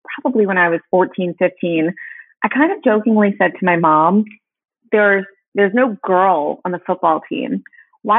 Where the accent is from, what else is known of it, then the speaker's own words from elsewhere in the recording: Hopewell Junction, New York, United States; moved away as an adult; also born or lived in Upper West Side, New York City; I grew up in this town, which is it's a lovely town about an hour and a half north of the city